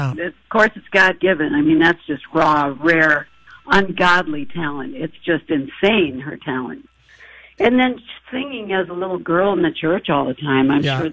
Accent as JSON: {"language": "English", "region": "Iowa", "country": "United States", "tie": "born or raised there", "said": "I remember growing up in Iowa, and we lived out way out in the country"}